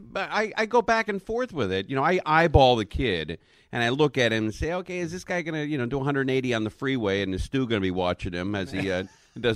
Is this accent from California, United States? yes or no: yes; Los Angeles, California, United States; I grew up in the Valley. I grew up born in Cedars of Lebanon, which is now a Scientology building.